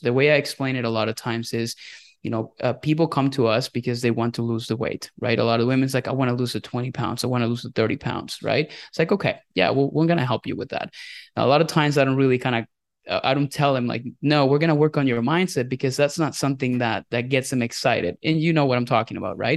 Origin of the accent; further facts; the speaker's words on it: Venezuela; English is a second language; moved away as an adult; also born or lived in Indiana, United States; now in United States; I am a Venezuelan immigrant. I was born and raised in Venezuela